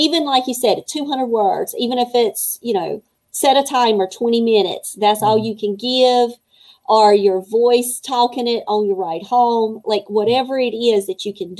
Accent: Fayetteville, North Carolina, United States; born or raised there

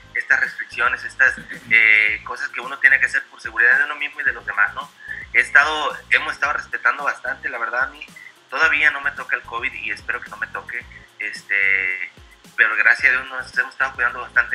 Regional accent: Mazatlán, Sinaloa, Mexico; now in United States; siendo de Mazatlán, siendo mexicano

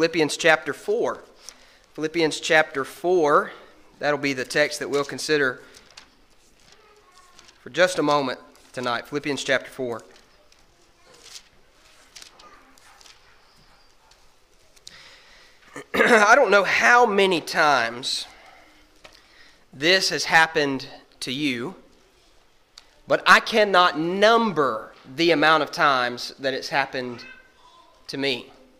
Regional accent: Alabama, United States; growing up in Alabama

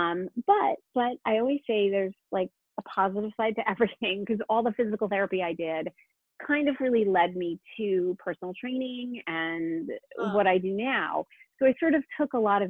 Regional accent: New Haven, Connecticut, United States; I grew up in New Haven, and so the Connecticut Ballet was there.

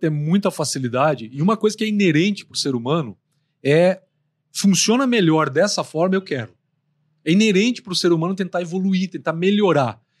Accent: Pato Branco, Paraná, Brazil; Eu sou, eu sou de Pato Branco, uhum. sudoeste do Paraná, e final de semana meu pai pegava a gente e levava pro sítio do, do meu avô.

